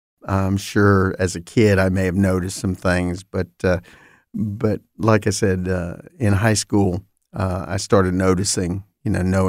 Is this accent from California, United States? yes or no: no; Fort Pierce, Florida, United States; I grew up in Fort Pierce, Florida, fairly small Jewish community, but a significant presence in the community. I was visible or attended the Jewish temple, Bethel, there for many, many years.